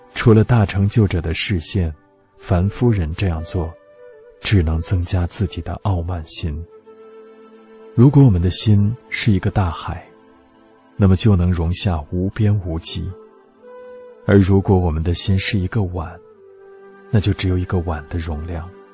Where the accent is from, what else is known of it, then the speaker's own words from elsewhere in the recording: Tibet, China; moved away; 我说我从西藏来